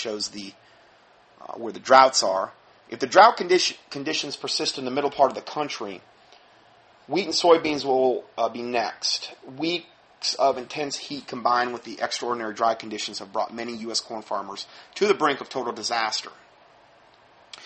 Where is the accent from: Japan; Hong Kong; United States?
United States; Fort Myers, Florida; moved away; my hometown, originally, in Fort Myers.